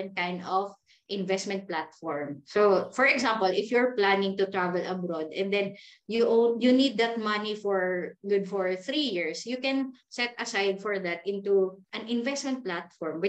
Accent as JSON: {"language": "English", "town": "Davao City", "region": "Davao Region", "country": "Philippines", "moved": "as an adult", "lives_now": "Manila, Philippines", "said": "I'm from Davao. And then I leave Davao. I started here in Manila from negative"}